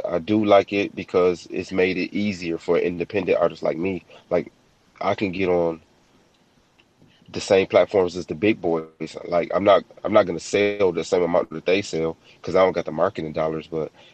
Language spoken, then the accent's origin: English; Michigan, United States; I come from Michigan